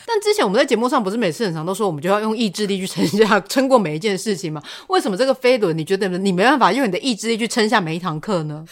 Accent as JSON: {"language": "Chinese", "region": "Changhua County", "country": "Taiwan", "said": "我们彰化呢，彰化是真的是一个比较 乡下嗯。的地方"}